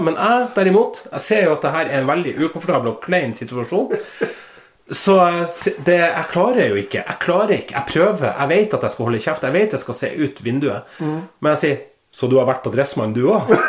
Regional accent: Northern Norway, Norway; now in Trondheim, Norway; Jeg er født, oppvokst i Nord-Norge

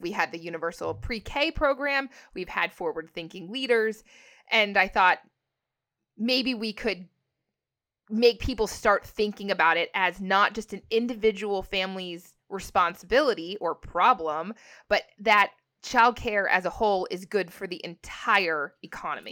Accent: Canada; I'm Canadian

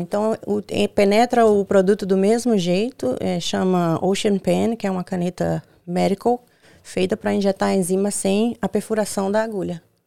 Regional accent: Juazeiro, Bahia, Brazil; moved away as an adult; also born or lived in Petrolina, Pernambuco; now in United States; Eu venho da Bahia, de Juazeiro, Bahia, do Nordeste, divisa com Pernambuco. Hoje toda a minha família mora em Petrolina, Pernambuco, mas gente, eu nasci em Juazeiro, Bahia.

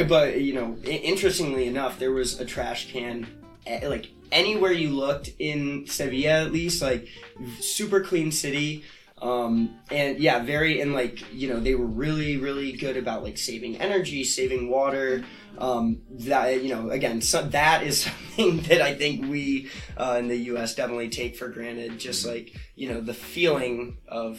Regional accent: Ohio, United States; we're from Ohio, so we, you know, pronounce everything to the full extent

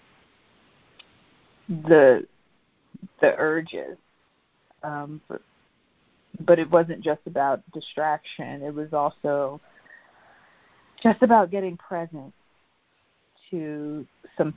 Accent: New York City, New York, United States; I grew up in Brooklyn as an only child in the 80s and 90s

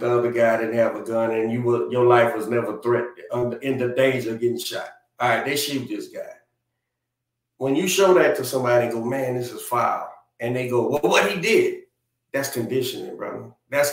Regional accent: New Orleans, Louisiana, United States

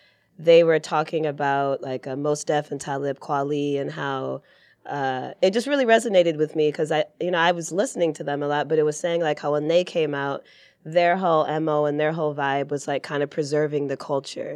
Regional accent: Detroit, Michigan, United States; moved away; being from Detroit

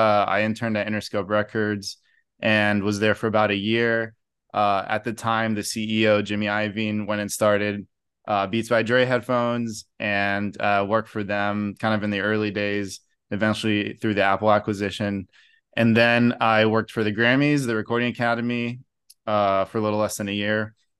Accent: Brazil; So actually was born and raised in Brazil, grew up there. So that was kind of a big part of like our culture, is just Sunday barbecues.

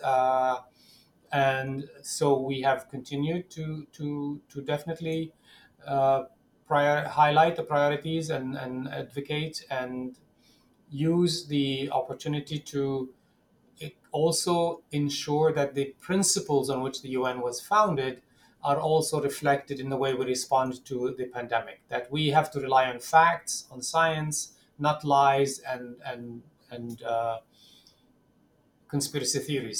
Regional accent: Ramallah, West Bank, Palestine; English is a second language; growing up in Ramallah, in in the West Bank

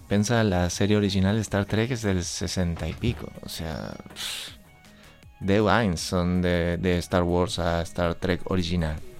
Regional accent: Argentina; accent: Argentine; Catalan is a second language; moved away; suposo que se notarà per el meu accent. Jo sóc argentí. I mm, en Argentina, quan, en la dècada del 80, quan eh, tot començava per mi, perquè era petit

